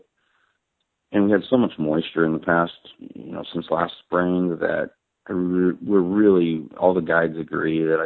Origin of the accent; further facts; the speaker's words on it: Arizona, United States; I'm an Arizona resident, I'm from Arizona